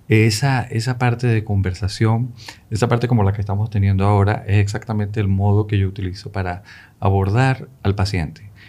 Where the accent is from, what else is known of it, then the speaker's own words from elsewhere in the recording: Caracas, Capital District, Venezuela; also born or lived in Tangier, Morocco / Spain; Yo nací en Marruecos, en Tánger, que es la puerta europea de, de, de África de ahí pasé por España y, bueno, gran parte de mi vida la pasé en Venezuela, en Caracas, a quien agradezco muchísimo.